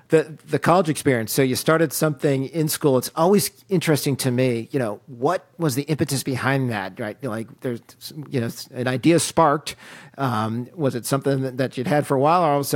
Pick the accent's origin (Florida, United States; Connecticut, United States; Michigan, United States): Connecticut, United States; I was born and raised in Connecticut